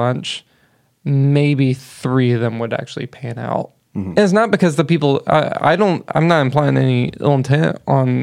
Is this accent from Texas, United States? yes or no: yes; Bonham, Texas, United States; now in Fort Worth, United States; I'm from Bonham